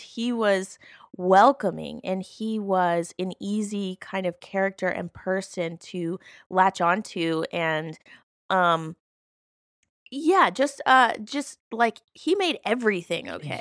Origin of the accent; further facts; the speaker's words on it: Alabama, United States; I grew up in Alabama, uh, which is a very conservative place